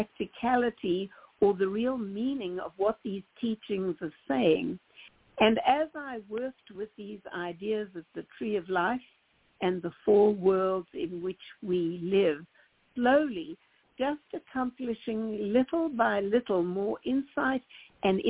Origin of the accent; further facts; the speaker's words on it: South Africa; moved away; When I grew up in South Africa in the 50s and 60s